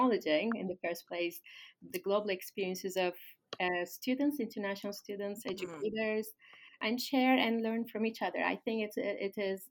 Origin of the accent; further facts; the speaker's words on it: Turkey; moved away as an adult; also born or lived in Ankara / Istanbul / United Kingdom; now in Canada; I'm from Turkey